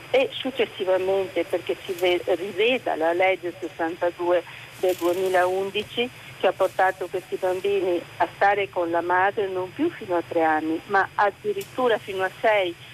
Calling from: Venice, Veneto, Italy; siamo da Venezia

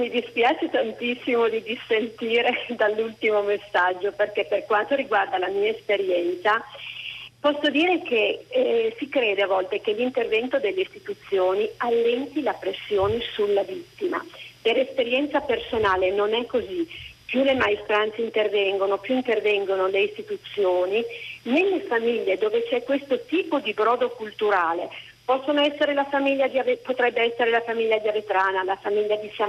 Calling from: Bergamo, Lombardy, Italy; telefono da Bergamo

